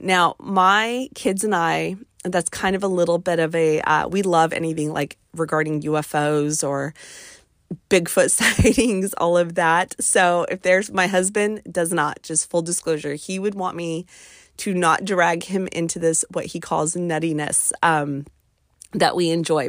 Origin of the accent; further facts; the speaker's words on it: West Coast, United States; now in East Coast, United States; I'm kind of from the West Coast